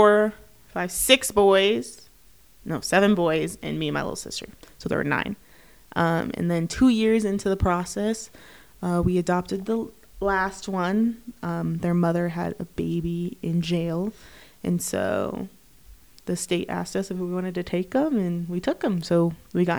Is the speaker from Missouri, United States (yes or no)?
no; Tempe, Arizona, United States; moved away as an adult; also born or lived in Mesa, Arizona; now in Provo, United States; Grew up in Tempe, Arizona, born in Mesa, Arizona. Lived there all my life